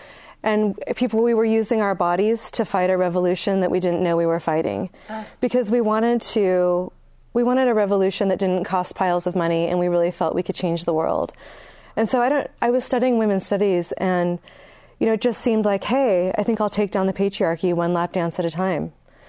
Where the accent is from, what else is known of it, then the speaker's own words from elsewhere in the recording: Northern California, United States; also born or lived in San Francisco; I grew up in a small town too. I mean, where are you from? I'm from Northern California. In a very small and depressed economy. It's mostly people over 65.